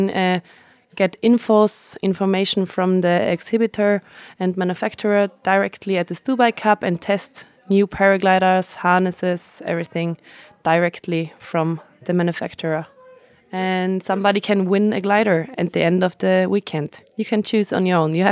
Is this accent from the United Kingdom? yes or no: no; Flanders, Belgium; English is a second language; I'm from Isterol. Belgium, Limburg.